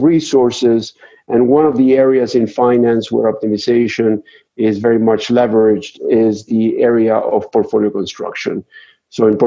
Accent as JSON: {"language": "English", "country": "Argentina", "moved": "as an adult", "lives_now": "United States", "said": "I'm originally from Argentina, and I came to the United States to pursue a PhD"}